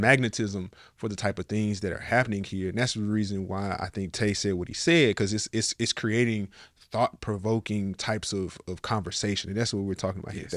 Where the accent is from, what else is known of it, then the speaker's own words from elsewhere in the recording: Nashville, Tennessee, United States; now in Miami, United States; I'm from Nashville.